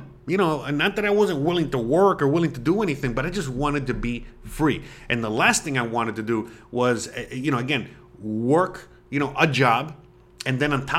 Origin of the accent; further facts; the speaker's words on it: Florida, United States; moved away as an adult; now in Mérida, Mexico; I'm from Florida